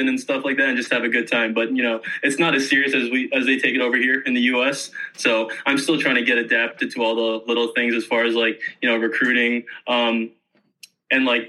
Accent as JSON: {"language": "English", "town": "Pickering", "region": "Ontario", "country": "Canada", "tie": "born or raised there", "moved": "as an adult", "lives_now": "Ohio, United States", "said": "I actually grew up in a city called Pickering, so it's just like the outskirts of it. So I grew up there my whole life"}